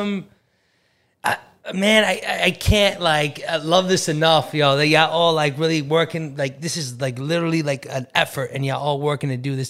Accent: Iraq; now in New York, United States; I'm an Arabic kid. And like, I'm from Iraq. War has been happening since I was a little kid.

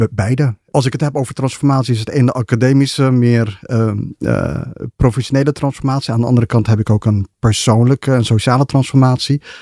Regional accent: Ethiopia; moved away; ben in Ethiopië geboren. Tijdens de oorlog tussen, de burgeroorlog tussen Ethiopië en Eritrea.

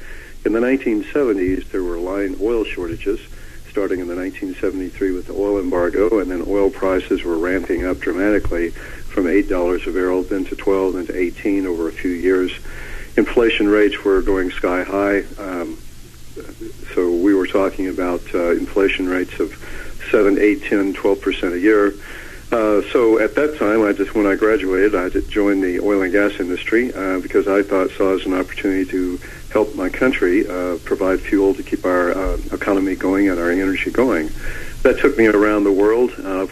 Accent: Tulsa, Oklahoma, United States; I grew up in Oklahoma, in Tulsa, Oklahoma, and then I served with the 101st Airborne Division in Vietnam, and then returned to start university in 1970.

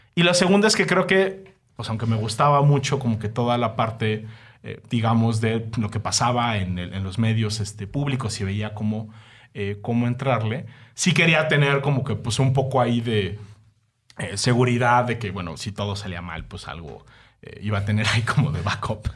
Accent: Mexico; Soy un mal, mexicano

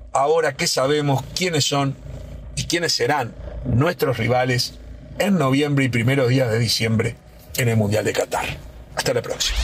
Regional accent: Uruguay

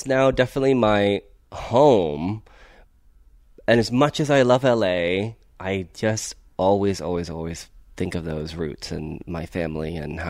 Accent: Ohio, United States; now in Los Angeles, United States; I actually grew up in the Midwest. I grew up in Ohio.

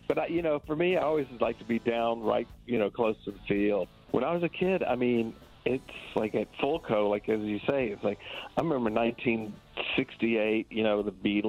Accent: Atlanta, Georgia, United States; now in New York City, United States; I'm a Georgia boy. You know, I grew up in Atlanta. My mother's from Atlanta. My father's from Savannah. So it's in my blood.

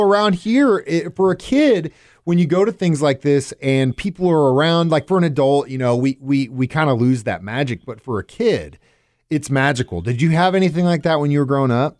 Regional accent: Cape Girardeau, Missouri, United States; also born or lived in Springfield, Missouri area; growing up in Cape

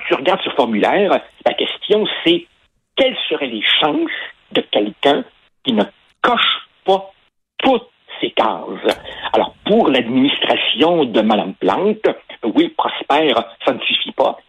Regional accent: Quebec, Canada; Je suis un francophone, je suis blanc, et oh horreur, je suis né au Québec

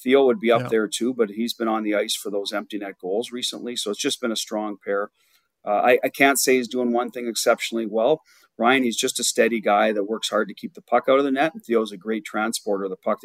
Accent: Ottawa, Ontario, Canada; I grew up in Ottawa

